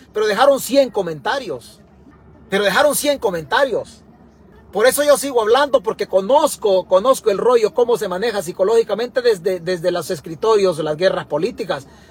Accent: El Salvador; now in United States; Yo soy salvadoreño

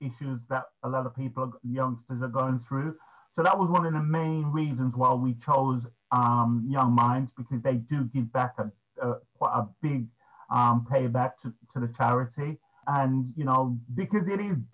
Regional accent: Birmingham, West Midlands, United Kingdom; moved away; Originally, I'm from Birmingham

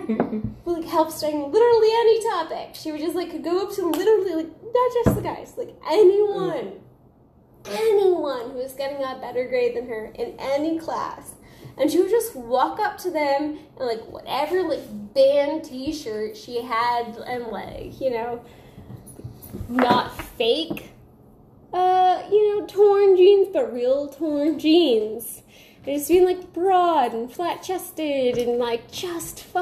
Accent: United States; I'm American

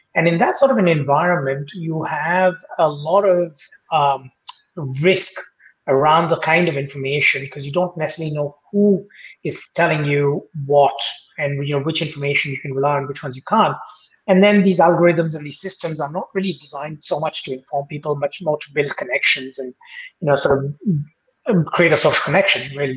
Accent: India; moved away as an adult; also born or lived in United States; now in Australia; I grew up in India

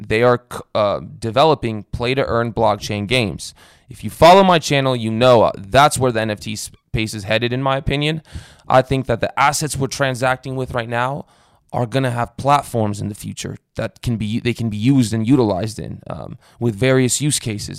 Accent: Romania; moved away; I was born in Romania

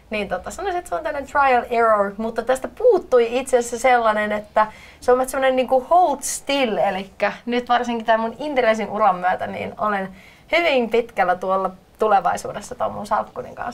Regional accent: Loimaa, Southwest Finland, Finland; also born or lived in Turku; now in Helsinki, Finland; tällä hetkellä asun Helsingissä, mutta olen alun perin kotoisin Loimalta ja sitten pyörähdin tuolta Turun kautta sitten tänne Helsinkiin

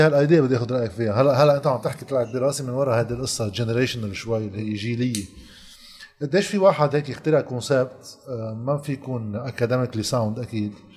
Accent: Lebanon; عندنا بلبنان

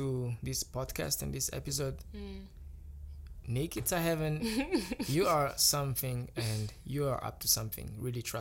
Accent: Kigali, Rwanda

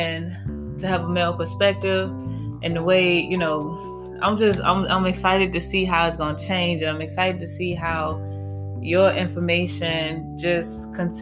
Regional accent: Petersburg, Virginia, United States; I'm from Petersburg. We pretty much grew up in Fifth Ward

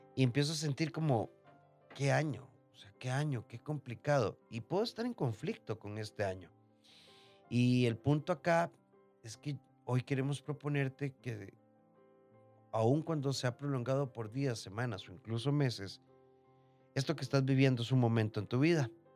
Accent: Costa Rica; nacimos en Costa Rica

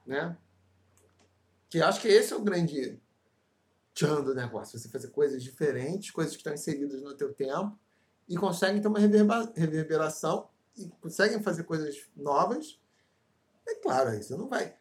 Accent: Brazil; Caravana de Campo Grande, rua Olinda Hélio, lá onde eu me criei

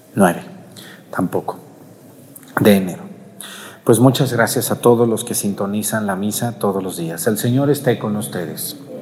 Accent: Mexticacán, Jalisco, Mexico; now in Pochahuisco, Mexico; mi pueblo, Mestigacán

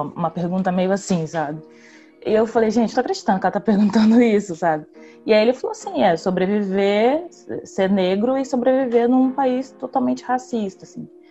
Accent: Vitória, Espírito Santo, Brazil; sou daqui de Vitória

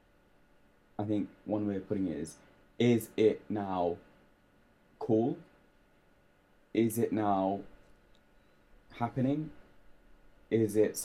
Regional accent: London, United Kingdom; growing up in London

